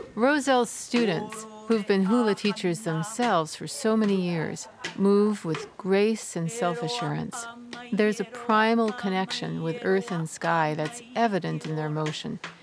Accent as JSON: {"language": "English", "region": "Nova Scotia", "country": "Canada", "tie": "born or raised there", "also_born_or_lived": "Hawaii", "moved": "yes", "said": "My early years were spent growing up in Nova Scotia"}